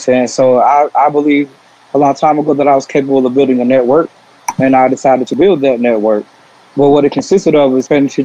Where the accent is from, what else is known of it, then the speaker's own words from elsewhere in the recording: South Carolina, United States; now in Atlanta, United States; I'm originally from South Carolina, but Atlanta's definitely my second home. Been here since 05.